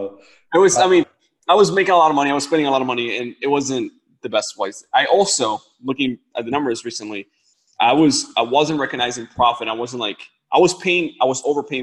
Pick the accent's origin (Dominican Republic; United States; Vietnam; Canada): Dominican Republic; moved away; I come from the Dominican Republic. Like, I lived where light will run out, water will run out